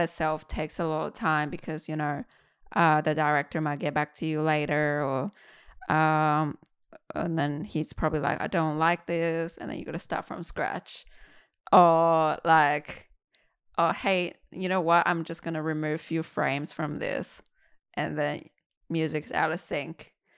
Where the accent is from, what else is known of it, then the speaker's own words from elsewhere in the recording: Qingdao, Shandong, China; now in Australia; I went to Qingdao, my hometown